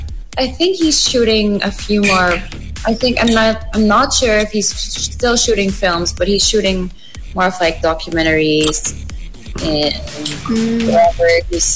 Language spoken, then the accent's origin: English; Philippines; I'm from the Philippines.